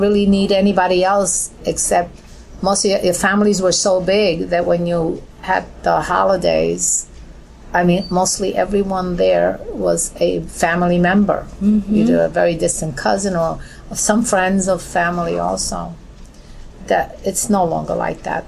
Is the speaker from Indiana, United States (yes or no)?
no; New York City, New York, United States; I grew up in a Williamsburg that was real community.